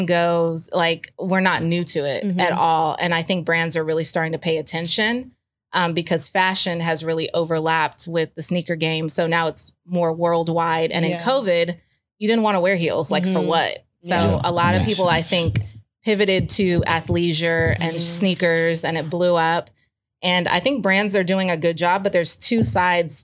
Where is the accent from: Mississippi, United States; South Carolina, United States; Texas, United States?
Texas, United States; Houston; I'm a girl from Third Ward, Houston, Texas